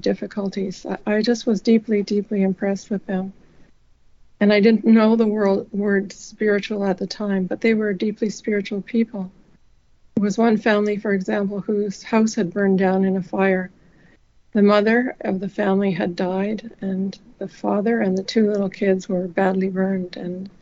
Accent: Winnipeg, Manitoba, Canada; I grew up in Winnipeg, Manitoba, Canada

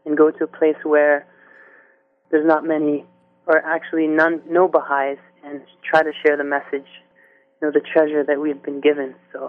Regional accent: Brantford, Ontario, Canada; also born or lived in Toronto; I was born in Canada, in North York, Toronto. And I think we lived in Toronto for a few years, and then we moved to Brantford, Ontario.

